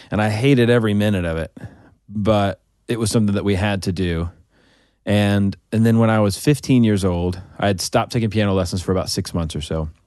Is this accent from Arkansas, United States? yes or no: yes; Arkansas, United States; also born or lived in Oklahoma; and I moved to Arkansas when I was five. But I grew up in in Arkansas.